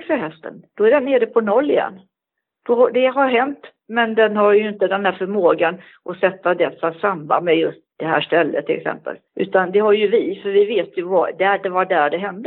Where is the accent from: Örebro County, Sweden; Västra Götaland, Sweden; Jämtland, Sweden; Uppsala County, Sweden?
Västra Götaland, Sweden; Gothenburg; moved away; also born or lived in Stockholm; jag är född i Göteborg och jag har gått på ridskola i Göteborg